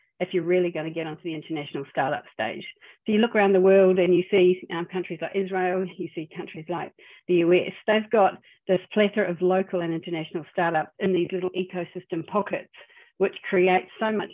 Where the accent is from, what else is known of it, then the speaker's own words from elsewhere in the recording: New Zealand; now in Australia; I'm a New Zealander